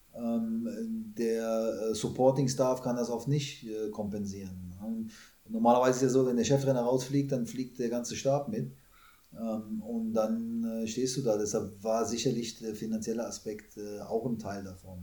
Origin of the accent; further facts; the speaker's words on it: Germany; moved away as an adult; also born or lived in Canada / China; als Deutscher